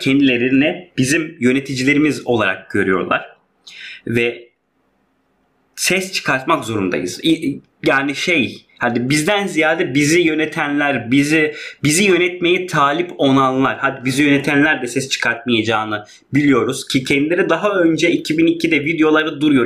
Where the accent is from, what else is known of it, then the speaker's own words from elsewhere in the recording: Hatay, Turkey; biz çok ya Hataylı olduğumuz